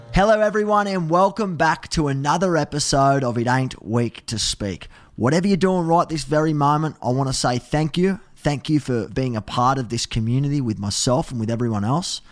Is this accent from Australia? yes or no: yes; Australia; as an Aussie